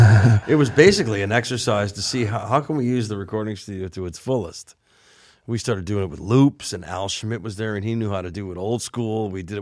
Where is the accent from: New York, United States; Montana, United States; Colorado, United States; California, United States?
California, United States; North Hollywood; Dave, we're from North Hollywood, man. We didn't write about ….